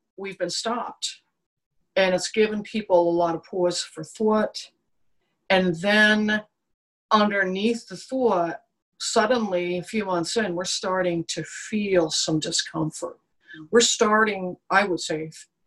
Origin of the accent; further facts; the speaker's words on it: New York, United States; I'm a New Yorker